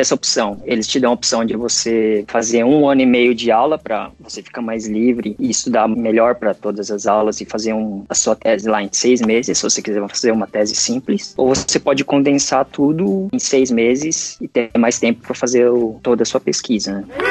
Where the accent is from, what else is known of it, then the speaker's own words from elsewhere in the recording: São Paulo, Brazil; moved away as an adult; now in Japan; eu sou de São Paulo, capital